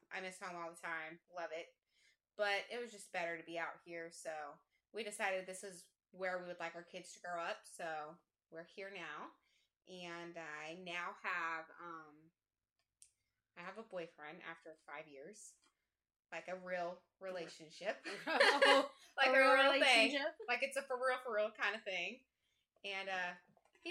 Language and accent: English; Parsons, Kansas, United States; now in Jacksonville, North Carolina, United States; I am from Southeast Kansas. Little town called Parsons